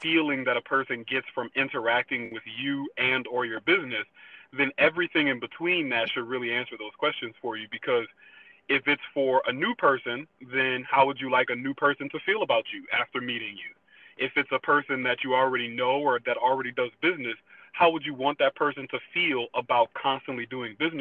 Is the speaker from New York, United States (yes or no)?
no; New Orleans, Louisiana, United States; moved away as an adult; also born or lived in New Hampshire; I'm from New Orleans, Louisiana, so I moved up to New Hampshire in 2011 as a sophomore in college